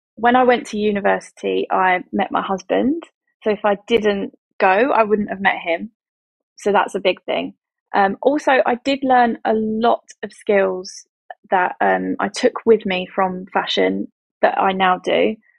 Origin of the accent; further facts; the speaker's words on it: Essex, East of England, United Kingdom; moved away as an adult; also born or lived in London; we relocated from London to Essex to be back where I'm originally from